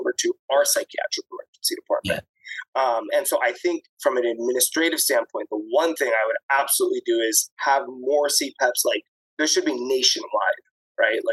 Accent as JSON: {"language": "English", "region": "Florida", "country": "United States", "moved": "as an adult", "lives_now": "New York, United States", "said": "I'm from Florida too. I've been in Florida a long time."}